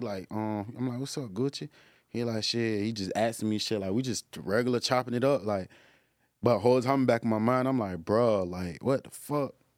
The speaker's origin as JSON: {"language": "English", "town": "Jacksonville", "region": "Florida", "country": "United States", "said": "I'm from Jacksonville"}